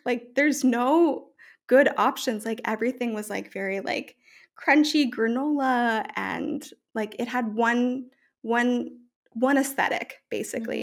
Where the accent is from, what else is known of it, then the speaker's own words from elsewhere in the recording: New Orleans, Louisiana, United States; moved away as an adult; also born or lived in New York; I grew up in New Orleans